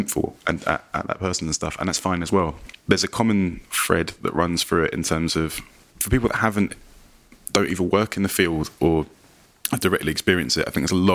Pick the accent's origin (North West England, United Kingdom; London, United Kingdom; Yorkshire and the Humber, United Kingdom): London, United Kingdom; I live in like my hometown.